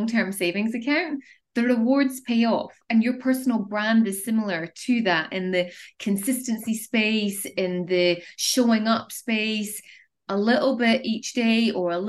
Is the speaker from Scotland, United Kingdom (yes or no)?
yes; Edinburgh, Scotland, United Kingdom; moved away as an adult; also born or lived in Dubai; I'm originally from Scotland in Edinburgh, and I made the decision to move to the Middle East